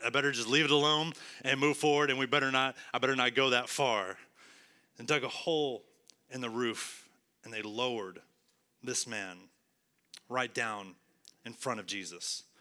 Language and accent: English; West Texas, United States; now in Arlington, United States; I'm from West Texas